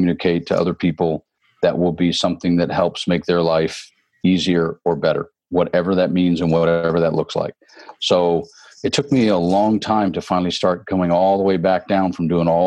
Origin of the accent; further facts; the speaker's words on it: Tennessee, United States; also born or lived in Phoenix, Arizona / North Hollywood, California / Atlanta, Georgia; now in Southern California, United States; I did grow up in Tennessee